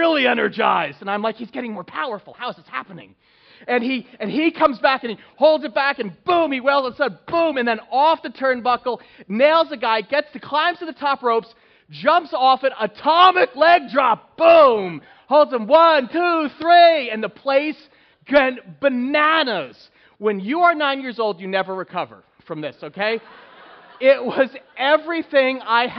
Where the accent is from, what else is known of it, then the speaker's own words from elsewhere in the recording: Northeast, United States; Growing up in the Northeast